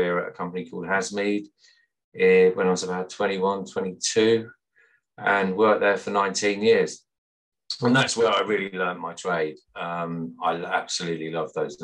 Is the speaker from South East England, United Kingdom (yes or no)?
no; Sutton Coldfield, West Midlands, United Kingdom; I grew up in Sutton Coldfield in the West Midlands, as you can probably tell by my accent.